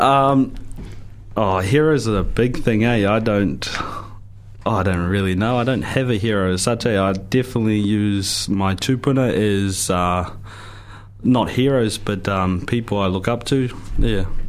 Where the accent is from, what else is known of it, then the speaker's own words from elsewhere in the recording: Gore, Southland, New Zealand; also born or lived in Hokianga; I'm from Gore. I was born down there, and I um, I was brought up down south. Uh, spent most of my childhood down there